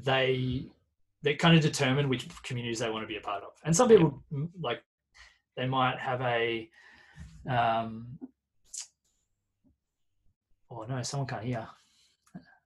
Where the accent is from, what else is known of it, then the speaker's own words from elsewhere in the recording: Carrum Downs, Victoria, Australia; also born or lived in Pearcedale / Frankston / Mount Martha; growing up in Carrum Downs, then moving to Pearsdale and going to Frankston High School